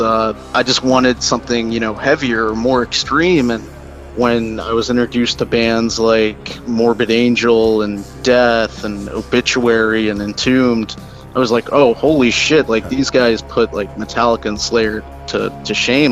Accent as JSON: {"language": "English", "town": "Baltimore", "region": "Maryland", "country": "United States", "tie": "born or raised there", "also_born_or_lived": "New Jersey", "said": "I'm pretty much from Maryland. I grew up in and out of Baltimore County, Baltimore City my whole life"}